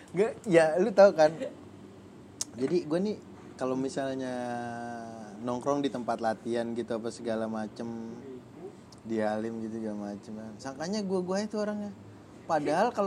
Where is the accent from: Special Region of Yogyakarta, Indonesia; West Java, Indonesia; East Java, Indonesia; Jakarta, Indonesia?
Jakarta, Indonesia; nah kebetulan gua anak bola dan gue juga anak Jakarta segala macem